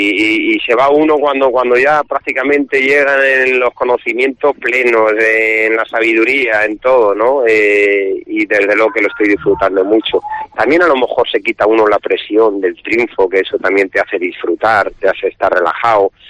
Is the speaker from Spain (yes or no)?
yes; Salamanca, Castile and León, Spain; Somos muchos los de Salamanca que venimos a la feria